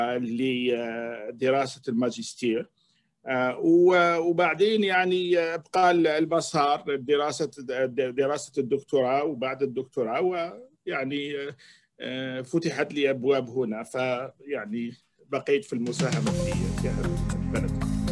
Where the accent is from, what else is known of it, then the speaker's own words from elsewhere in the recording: Algeria; moved away as an adult; also born or lived in Quebec, Canada / Toronto, Canada; now in Canada; اصلي من الجزائر